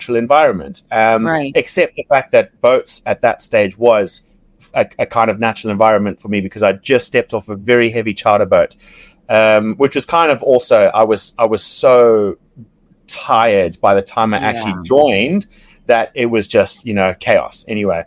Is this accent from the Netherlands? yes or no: no; Zimbabwe; from Zimbabwe